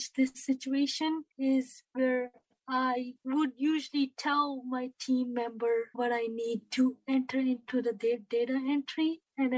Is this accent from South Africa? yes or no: no; India; I am from India